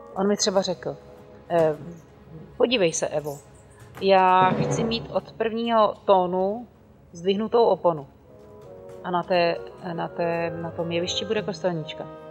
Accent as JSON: {"language": "Czech", "country": "Czechia"}